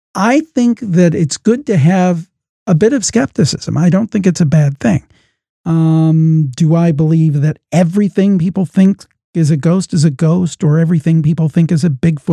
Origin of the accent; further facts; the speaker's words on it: Cleveland, Ohio, United States; I'm from Cleveland, Ohio